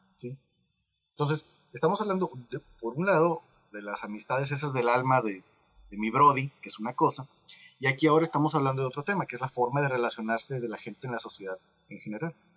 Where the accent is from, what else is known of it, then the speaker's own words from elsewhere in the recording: Monterrey, Nuevo León, Mexico; now in China; yo que soy de Monterrey